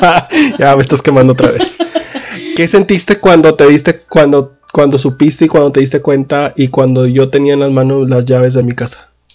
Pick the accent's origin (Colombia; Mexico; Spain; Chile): Mexico; Linares, Nuevo León; nosotros somos de Linares, Nuevo León